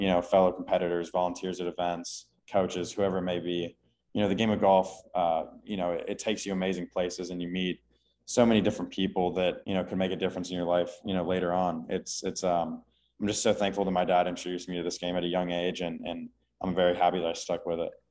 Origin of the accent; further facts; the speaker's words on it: Houston, Texas, United States; now in Austin, United States; I grew up in Houston